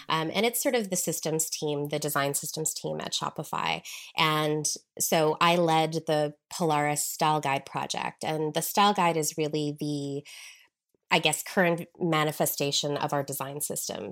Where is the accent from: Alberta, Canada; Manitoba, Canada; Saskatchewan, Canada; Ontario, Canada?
Saskatchewan, Canada; Regina; moved away as an adult; also born or lived in United Kingdom; I'm originally from Regina, Saskatchewan, um, the middle of nowhere, Canada, basically